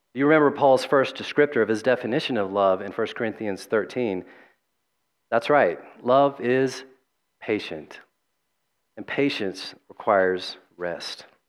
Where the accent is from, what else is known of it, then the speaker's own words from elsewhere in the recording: the South, United States; growing up in the Southern Baptist South